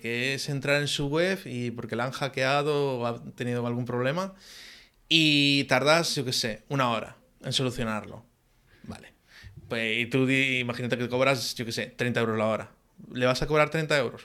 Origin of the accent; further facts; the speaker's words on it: Galicia, Spain; soy muy gallego también